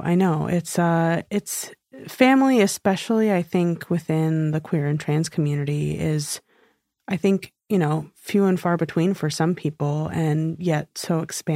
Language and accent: English; New York, United States; moved away as an adult; I grew up in New York